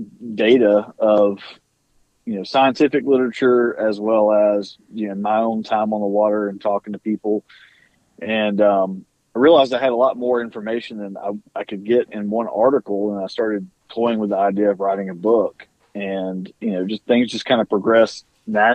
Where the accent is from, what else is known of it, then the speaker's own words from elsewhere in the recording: South Alabama, United States; Growing up in South Alabama